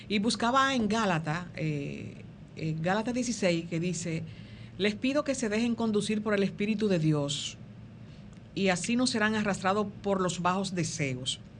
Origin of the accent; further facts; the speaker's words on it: Dominican Republic; porque como dominicanos hemos perdido un poco de, um, ¿cómo se llama esto?